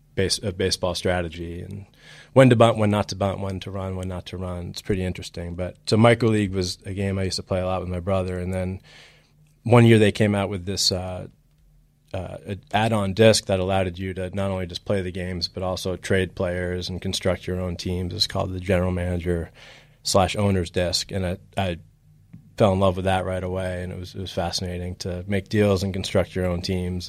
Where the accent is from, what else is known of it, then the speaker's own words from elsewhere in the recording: Boston, Massachusetts, United States; moved away as an adult; also born or lived in New York; now in Chicago, United States; I was just a typical kid growing up in Boston, um, initially in New York and then Boston